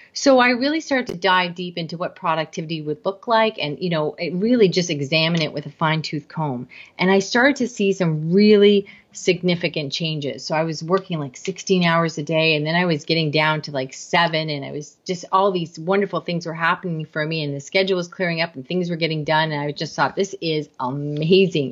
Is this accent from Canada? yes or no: yes; Canada; I am Canadian